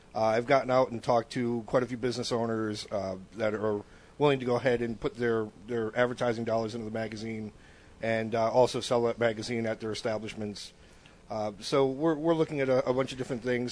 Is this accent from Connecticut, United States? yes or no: yes; Bristol, Connecticut, United States; moved away as an adult; now in Florida, United States; coming from Connecticut, uh, actually from my hometown